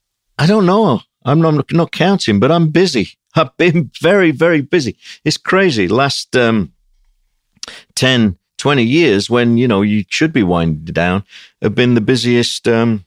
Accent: Sheffield, Yorkshire and the Humber, United Kingdom; It was very, by today's standard, it was extremely austere. But so was everywhere up in the north of England. I've come from a pretty poor, basic working class family.

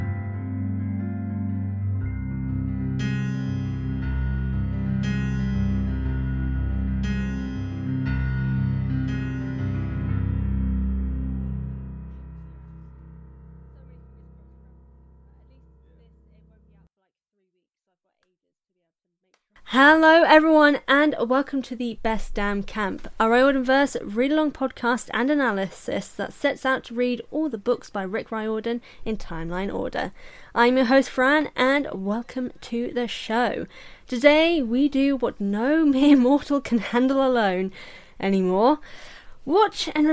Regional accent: United Kingdom; we're also British

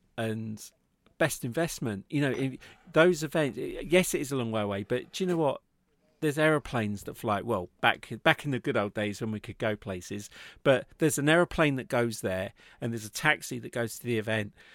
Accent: England, United Kingdom; we're in the U K. I'm English

